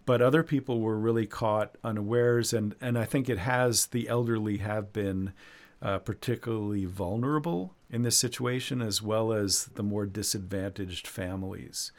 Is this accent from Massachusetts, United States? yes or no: yes; Massachusetts, United States; now in China; in Massachusetts, my home state